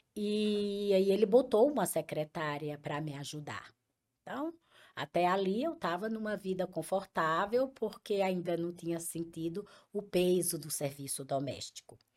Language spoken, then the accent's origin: Portuguese; Picuí, Paraíba, Brazil; moved away as an adult; also born or lived in Brasília / Currais Novos / Açu / Mossoró; now in Fortaleza, Brazil; eu sou de Picuí, uma cidade de muito empreendedores.